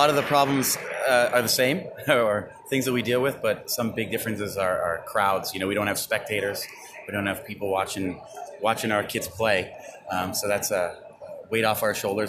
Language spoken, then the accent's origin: English; Canada; now in Vienna, Austria; I'm a Canadian living in Vienna, Austria.